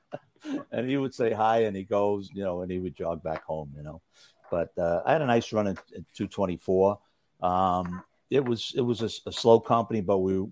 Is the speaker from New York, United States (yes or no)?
yes; New York City, New York, United States; also born or lived in Brooklyn, New York / Hollis, Queens; I grew up in, I was born in Brooklyn. I lived on Logan Street in East New York when I was first born. I was born in St. Mary's Hospital on Eastern Parkway. Then, I guess 4 or 5, we moved to Hollis, Queens. And then we moved from there to Roxbury in Rockaway